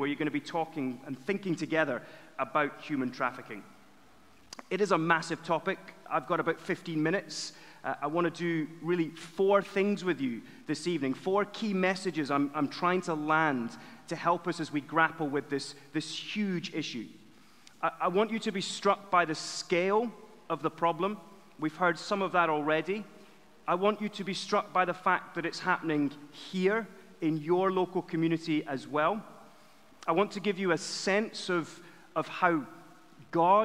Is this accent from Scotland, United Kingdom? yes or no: yes; Edinburgh, Scotland, United Kingdom; moved away as an adult; now in London, United Kingdom; I'm from Edinburgh originally, which is the greatest city apart from Winchester